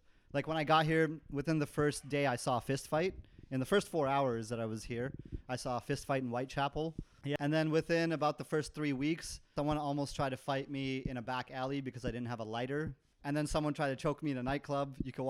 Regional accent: Vancouver, British Columbia, Canada; moved away as an adult; now in London, United Kingdom; I'm from Vancouver, Canada, as you can probably tell by the accent, hopefully. And I moved about a year ago from Vancouver.

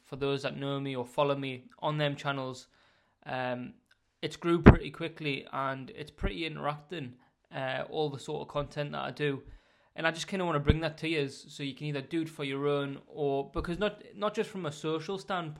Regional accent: Northern England, United Kingdom; accent: Northern; Hopefully my Northern accent doesn't bore you too much

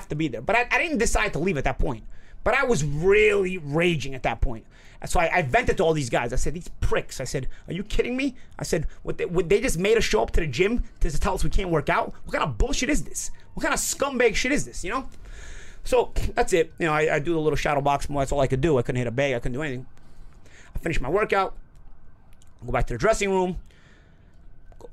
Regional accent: New York, United States; I'm from New York

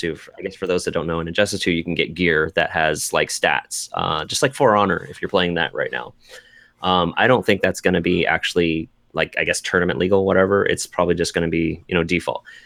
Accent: Seattle, Washington, United States; come to my hometown

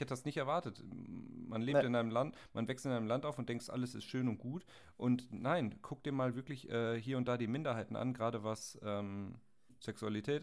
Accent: Germany; als Deutsche

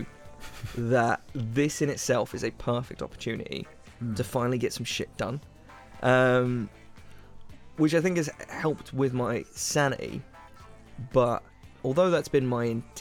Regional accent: United Kingdom; we're British

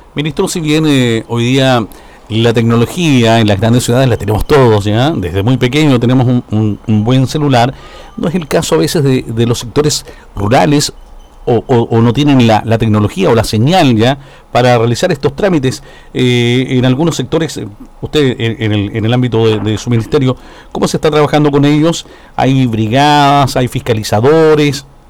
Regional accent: southern Chile, Chile; esta zona, la zona sur de nuestro país

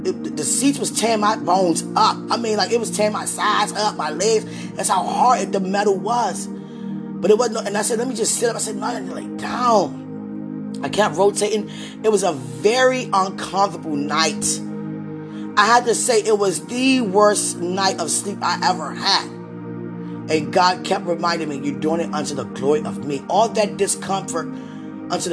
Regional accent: United States; being an American woman

